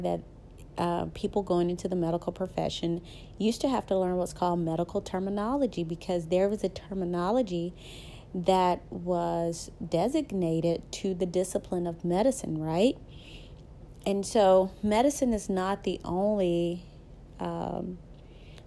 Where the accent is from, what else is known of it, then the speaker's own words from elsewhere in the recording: the South, United States; accent: Southern; So I'm a Southern girl, as you can tell by my accent. I am very Southern